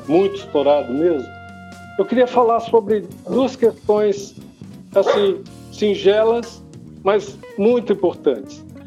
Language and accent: Portuguese; Brazil; enquanto brasileiros, enquanto país